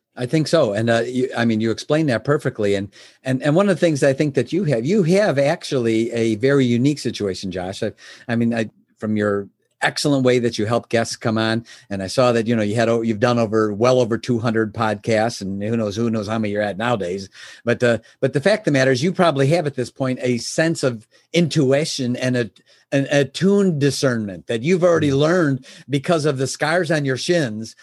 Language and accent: English; Chicago, Illinois, United States; I was born in Chicago. Uh, my my father was a milkman. I was raised, you know, son of a milkman back then